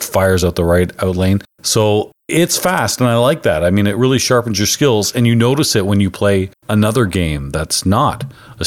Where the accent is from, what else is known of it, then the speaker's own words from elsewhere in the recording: Canada; I'm Canadian